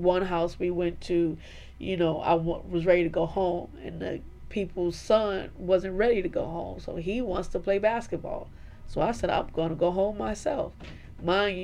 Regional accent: New York, United States; I was born and raised in New York

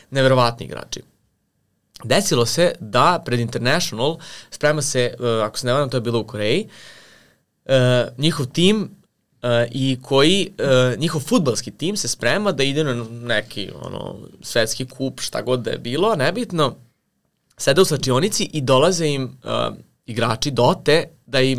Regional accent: Serbia; ti imaš ovde kod nas u Srbiji

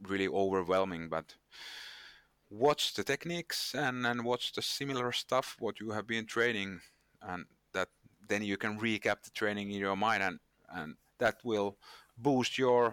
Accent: Finland; I'm from Finland, and in Finland we obey the rules

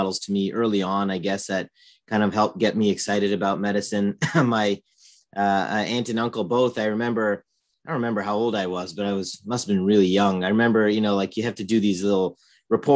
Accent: Northern Virginia, United States; moved away as an adult; also born or lived in Michigan; I was born in Virginia and grew up in Northern Virginia, and lived there most of my life

